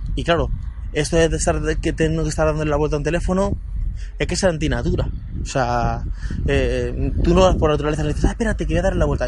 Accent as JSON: {"language": "Spanish", "town": "Guadalupe", "region": "Extremadura", "country": "Spain", "moved": "yes", "said": "para mi pueblo, para Guadalupe"}